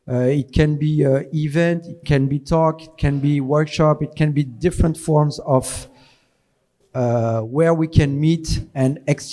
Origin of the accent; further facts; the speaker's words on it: Paris, Île-de-France, France; I'm from France, but … I'm a hip hop dancer from Paris, France.